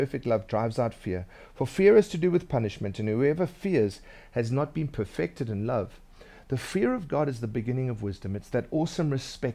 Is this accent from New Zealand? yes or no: no; Durban, KwaZulu-Natal, South Africa; When I was growing up in Durban, I was a bit of a scaly guy.